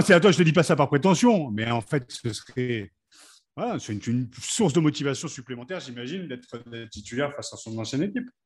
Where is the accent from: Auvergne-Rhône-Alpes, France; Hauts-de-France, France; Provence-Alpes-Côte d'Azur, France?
Hauts-de-France, France; Picardy; en tant que Picard, je suis quand même assez fier